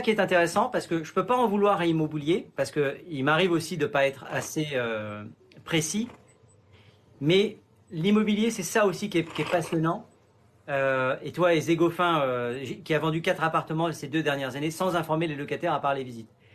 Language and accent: French; Sainte-Anne, Guadeloupe; je suis originaire de Sainte-Anne en Guadeloupe